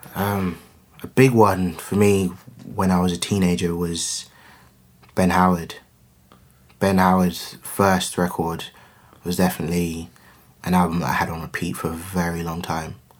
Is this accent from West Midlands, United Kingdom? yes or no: yes; Coventry, West Midlands, United Kingdom; growing up in Coventry